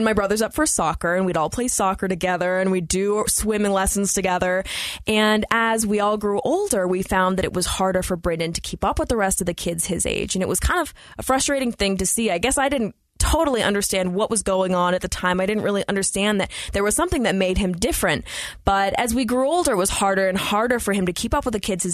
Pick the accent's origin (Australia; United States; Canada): United States; Anchorage, Alaska; I was actually born and raised in Anchorage, Alaska, so the big city